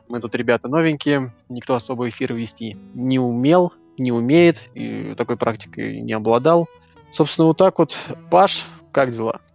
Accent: Moscow, Russia; мы из Москвы

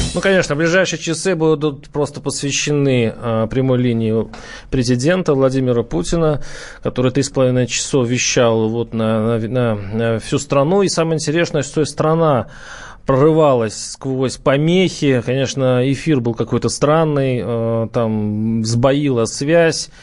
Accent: Moscow, Russia; мы, москвичи

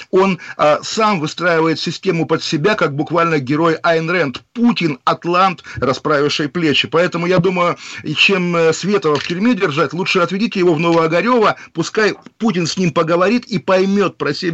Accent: Saratov, Saratov Oblast, Russia; но я думаю, как коренной саратовец, наш слушатель поддержит, конечно, Вячеслава Володина

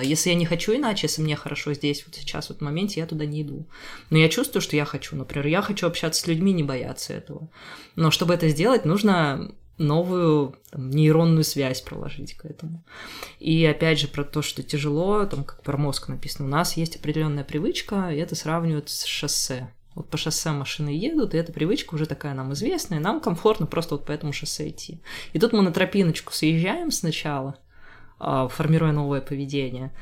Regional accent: Rubtsovsk, Altai Krai, Russia; now in Saint Petersburg, Russia; я из Рубцовска, Рубцовск маленький город в Алтайском крае.

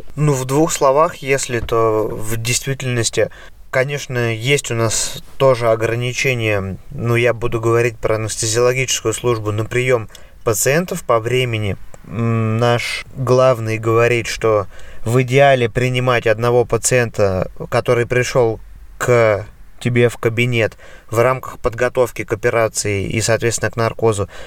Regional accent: Russia; moved away as an adult; also born or lived in Voronezh; now in Germany; в моем родном городе

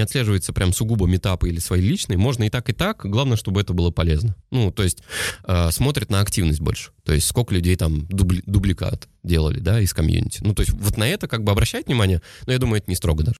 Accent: Saratov, Saratov Oblast, Russia; я родом из Саратова. Всем привет из Саратова

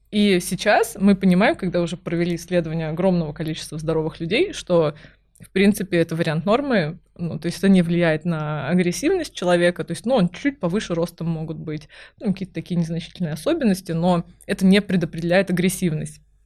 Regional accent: Kaliningrad, Kaliningrad Oblast, Russia; now in Moscow, Russia; я выросла в Калининграде

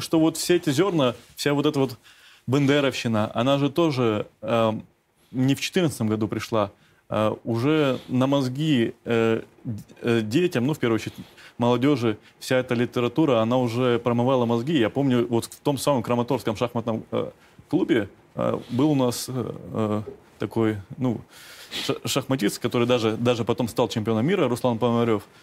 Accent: Simferopol, Crimea, Ukraine; moved away; also born or lived in Kramatorsk, Donetsk Oblast; я э, родился в Крыму

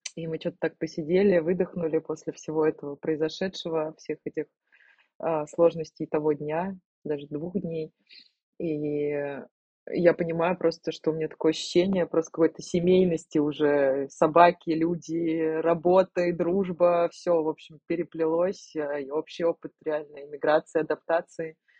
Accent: Bashkortostan, Russia; moved away as an adult; also born or lived in Finland / Montenegro; now in Haapsalu, Estonia; я из Башкирии, но я, к сожалению, язык не знаю

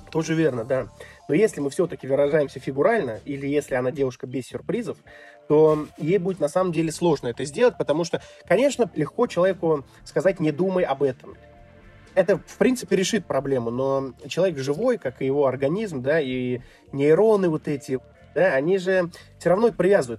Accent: Tver, Tver Oblast, Russia; moved away as an adult; now in Kyrgyzstan; в Твери, где я родился, в городе в России

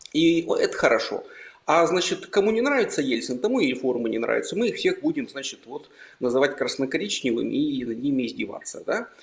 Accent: Almaty, Kazakhstan; moved away as an adult; also born or lived in Yekaterinburg, Russia; now in Lithuania; я родился в Алмате и жил там восемнадцать лет, потом переехал в Екатеринбург. Двадцать пять лет жил в Екатеринбурге, пока не уехал в Литву

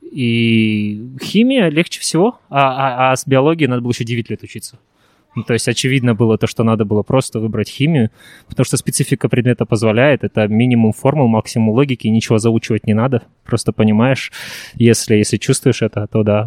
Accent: Taldykorgan, Jetisu Region, Kazakhstan; also born or lived in Japan; перевернулся в родной город Талдыкурган

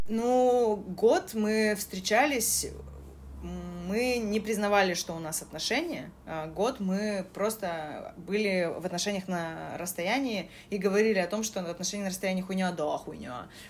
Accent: Saint Petersburg, Russia; Я была из Питера

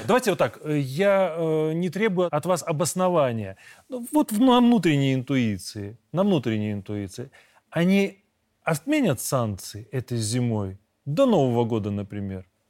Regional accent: Belarus; мы, белорусы, с 97 года

